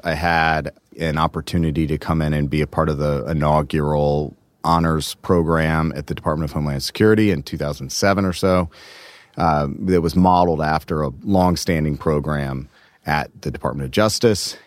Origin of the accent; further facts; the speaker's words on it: Atlanta, Georgia, United States; now in Virginia, United States; I grew up in Atlanta